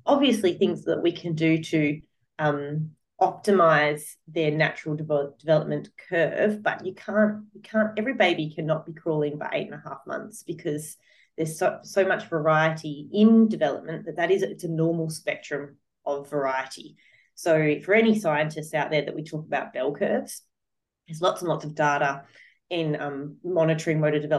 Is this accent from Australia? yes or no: yes; Australia; I'm from Australia, so I speak in an Australian context